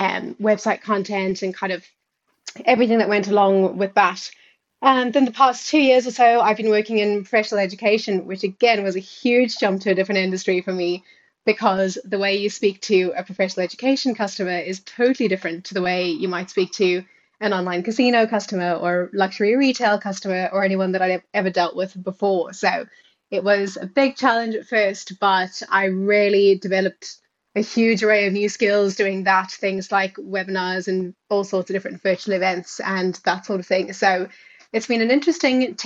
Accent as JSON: {"language": "English", "country": "South Africa", "tie": "born or raised there", "also_born_or_lived": "United Kingdom", "accent": "South African", "moved": "as an adult", "lives_now": "Ireland", "said": "you might be able to hear from the accent that I am South African. So started off living my whole life in South Africa and been in Ireland about 5 years now, with a couple of years in the UK before that."}